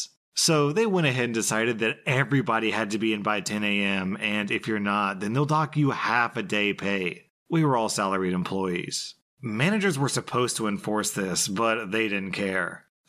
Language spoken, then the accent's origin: English; India; I'm from India, and while work was interesting, the hours were insane